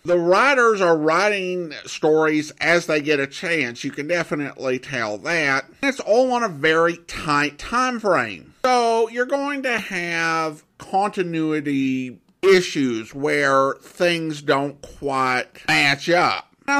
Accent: Florida, United States; I grew up in South Florida

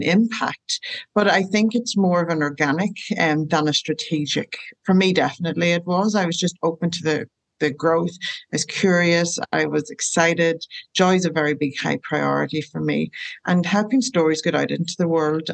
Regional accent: Ireland; moved away as an adult; now in Rockingham, Australia; I'm from Ireland and I live in Australia and have done for 14 years

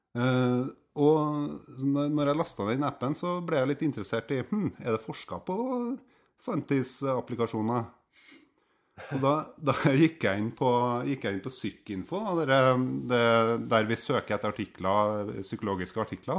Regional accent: Steinkjer, Trøndelag, Norway; på Steinkjer, der jeg vokste opp

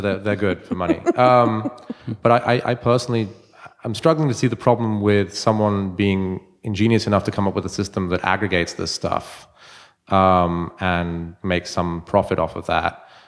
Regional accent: London, United Kingdom; now in Baltimore, United States; I'm from London originally.

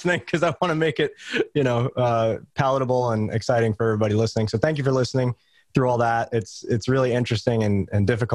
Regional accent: New York, United States; I grew up in New York

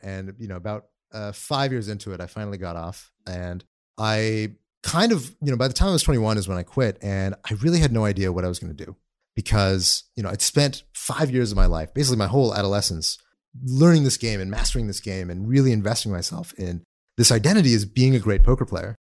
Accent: Austin, Texas, United States; also born or lived in Dallas, Texas; we were in Dallas very briefly, and then we grew up in a suburb of Austin

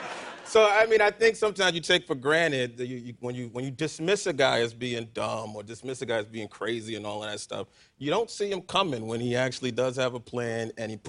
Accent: New York City, New York, United States; I grew up in Manhattan in the projects

